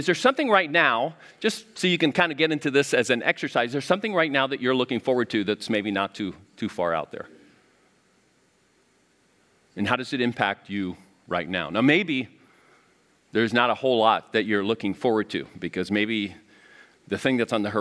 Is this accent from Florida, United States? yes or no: yes; Miami, Florida, United States; moved away; I grew up in Miami area